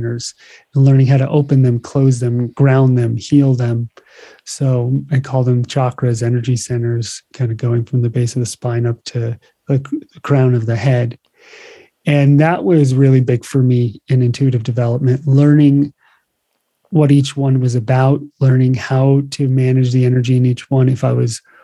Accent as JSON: {"language": "English", "region": "New Jersey", "country": "United States", "tie": "born or raised there", "moved": "yes", "lives_now": "Hawaii, United States", "said": "I grew up in New Jersey"}